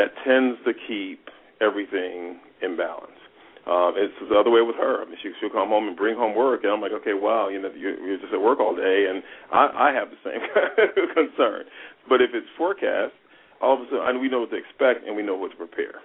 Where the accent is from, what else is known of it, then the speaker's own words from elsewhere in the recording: Toledo, Ohio, United States; now in Los Angeles, United States; I grew up in Toledo, Ohio. I live in Los Angeles